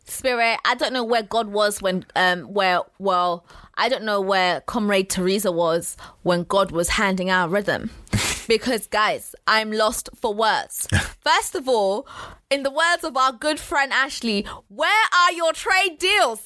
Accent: London, United Kingdom; I grew up in Walthamstow

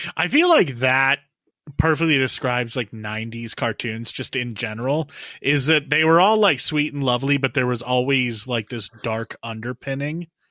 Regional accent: United States; Owen and I grew up in the United States

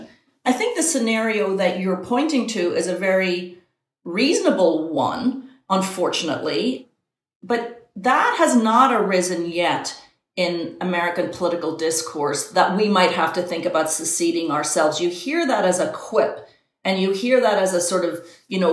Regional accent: Ireland; now in United States; I'm Irish

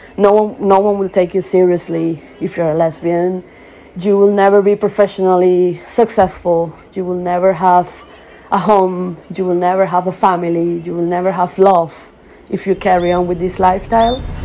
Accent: Venezuela; moved away; I was born in Venezuela

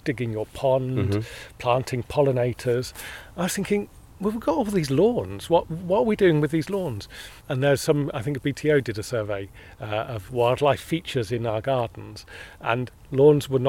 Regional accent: Hampshire, South East England, United Kingdom; I grew up also in Hampshire, not far from the New Forest

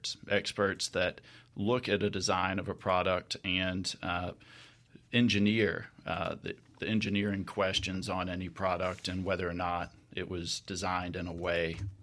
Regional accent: Jackson, Mississippi, United States; I am a Mississippi boy. I was born in Jackson, some of my early life in the Mississippi Delta, and live with my family here in Jackson.

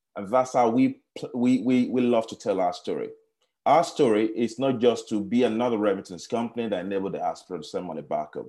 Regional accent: Nigeria; moved away; also born or lived in Kenya; I grew up in Nigeria

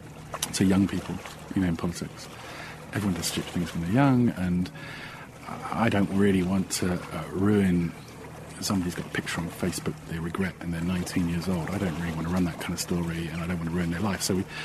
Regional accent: Ireland; now in United Kingdom; Because we're Irish, and everyone wants to go home in the end.

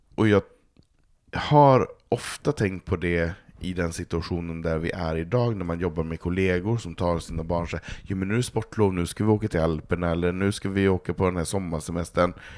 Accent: Norrland, Sweden; now in Stockholm, Sweden; jag är uppvuxen där

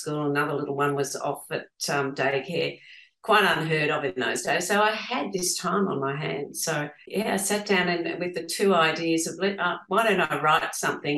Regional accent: Geelong, Victoria, Australia; my husband and I grew up in Geelong

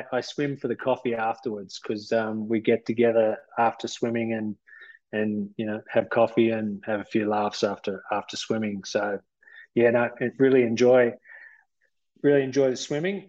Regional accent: Melbourne, Victoria, Australia; now in Armidale, Australia; I grew up in Melbourne

